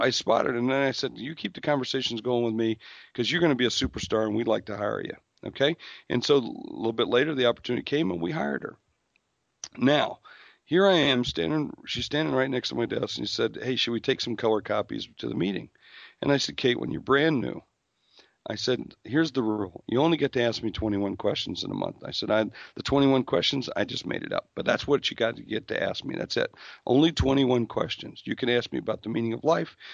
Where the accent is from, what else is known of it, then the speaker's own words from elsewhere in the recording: South Dakota, United States; I'm from South Dakota, where, quite frankly, you know, they don't care